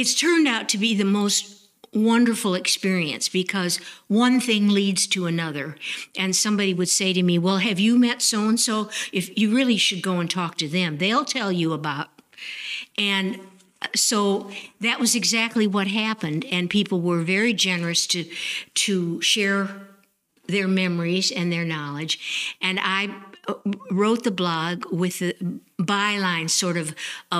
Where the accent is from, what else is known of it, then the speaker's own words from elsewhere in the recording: Evanston, Illinois, United States; also born or lived in Chapel Hill, North Carolina; now in Nashville, North Carolina, United States; I grew up in Evanston, Illinois, and it was full of old Victorian house